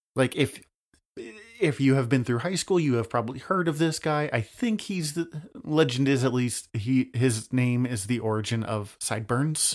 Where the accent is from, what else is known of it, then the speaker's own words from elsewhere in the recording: Montana, United States; I'm Montanan